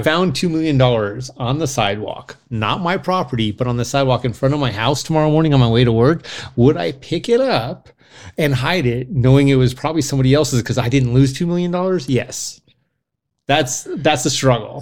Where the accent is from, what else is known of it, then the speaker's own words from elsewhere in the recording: United States; We're American.